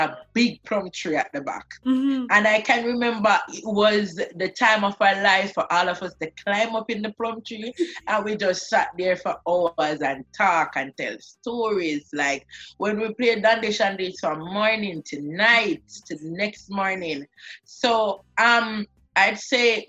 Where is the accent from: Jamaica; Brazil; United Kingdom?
Jamaica; Kingston; So I grew up on Spade Corner.